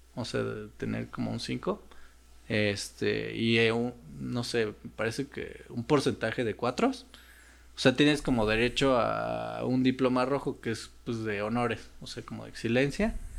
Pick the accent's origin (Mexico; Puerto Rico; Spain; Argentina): Mexico; also born or lived in Russia; nosotros como mexicanos y otros países necesitamos visa para Rusia